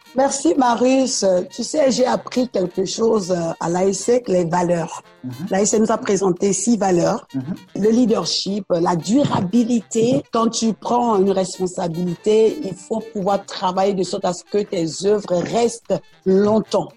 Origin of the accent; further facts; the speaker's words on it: Abobo, Abidjan, Côte d’Ivoire; French is a second language; J'ai grandi euh, en Côte d'Ivoire, où je suis née, à Aboville précisément.